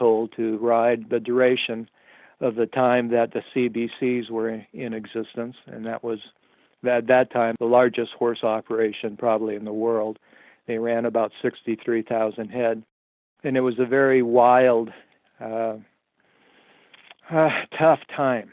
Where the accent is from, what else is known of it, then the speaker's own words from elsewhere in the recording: Miles City, Montana, United States; I was born here in Miles City, Montana, 1952.